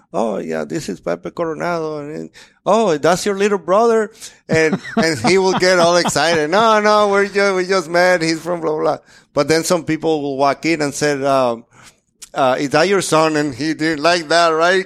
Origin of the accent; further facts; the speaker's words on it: Dominican Republic; moved away as an adult; now in United States; I'm from Dominican Republic, a completely different place